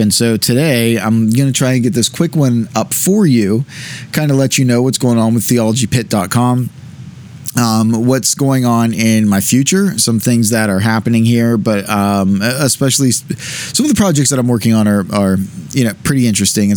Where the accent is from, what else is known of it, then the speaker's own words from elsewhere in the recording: United States; as American Christians